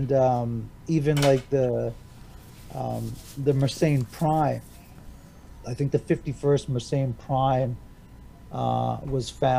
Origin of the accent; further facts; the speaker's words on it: north of Toronto, Ontario, Canada; also born or lived in Hobart, Tasmania, Australia; we had moved to Canada in 1970, and I was born in Australia, Hobart, Tasmania. And in 1972, we moved into our first house, a semi-detached house, just north of Toronto, here in the province of Ontario